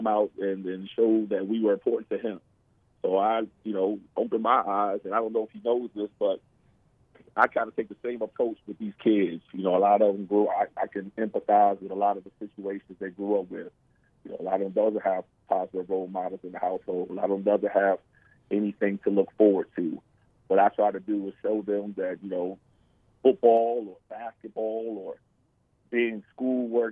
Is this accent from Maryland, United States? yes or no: yes; Baltimore, Maryland, United States; Growing up in Baltimore, you know, especially growing up, the time we grew, you know, crack and drugs and everything was real prevalent.